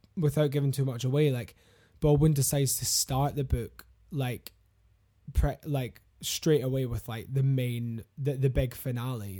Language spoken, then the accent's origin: English; Glasgow, Scotland, United Kingdom; I'm from Glasgow